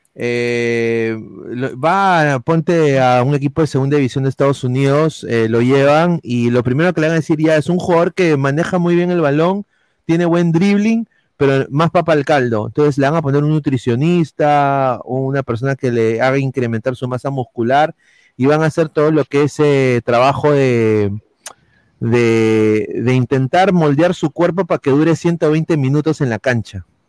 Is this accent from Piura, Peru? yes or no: no; Lima, Peru; yo soy de Lima, pe. Saco mi bandera de Lima